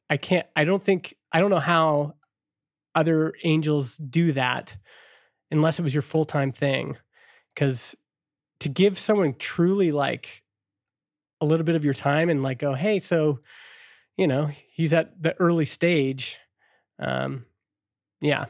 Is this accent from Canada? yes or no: yes; Canada; as a Canadian